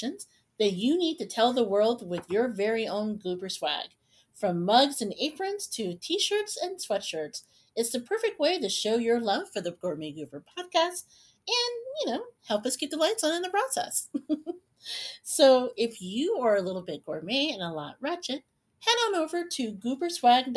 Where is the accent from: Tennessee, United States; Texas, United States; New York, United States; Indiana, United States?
Indiana, United States; Indianapolis; also born or lived in Chicagoland; now in Chicago, United States; my home anyway. I'm from Indianapolis